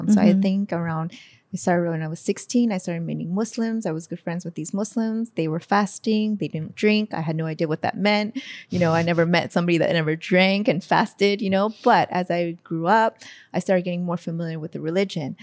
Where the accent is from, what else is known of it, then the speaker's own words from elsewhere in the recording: San Francisco, California, United States; moved away as an adult; also born or lived in Hawaii; now in Malaysia; I was born in Hawaii and I was basically raised mainly in San Francisco, California